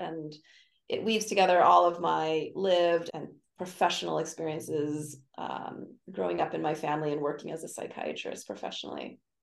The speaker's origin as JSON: {"language": "English", "town": "Honolulu", "region": "Hawaii", "country": "United States", "tie": "born or raised there", "moved": "as an adult", "lives_now": "Davis, United States", "said": "I grew up in Honolulu, Hawaii."}